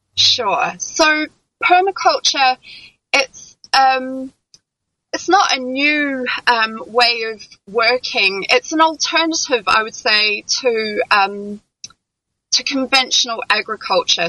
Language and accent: English; New Zealand; also born or lived in London; now in France; I'm originally from New Zealand.